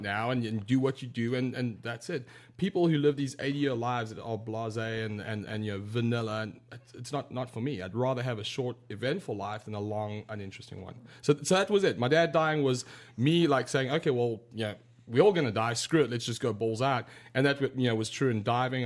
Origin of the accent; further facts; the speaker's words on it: South Africa; I grew up in South Africa